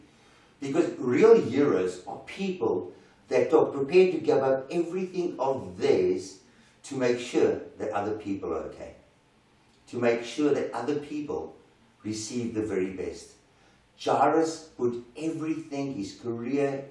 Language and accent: English; South Africa; As South African men